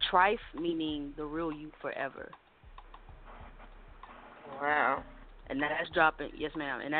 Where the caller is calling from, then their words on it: Augusta, Georgia, United States; I'm from Augusta, Georgia.